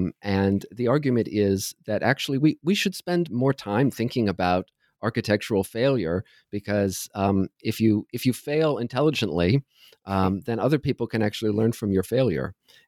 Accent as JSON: {"language": "English", "region": "Ohio", "country": "United States", "tie": "born or raised there", "said": "I grew up in Southern Ohio, where I sang in choirs, both at school and at church."}